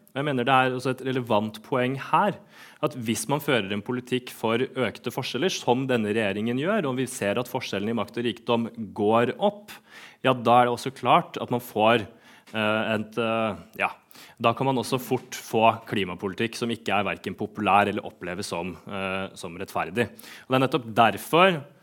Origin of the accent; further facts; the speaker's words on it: Sarpsborg, Østfold, Norway; hjemme i min hjemby, Sarpsborg